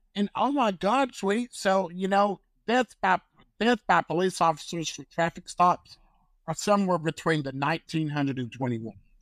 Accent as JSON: {"language": "English", "region": "North Carolina", "country": "United States", "said": "I come from North Carolina"}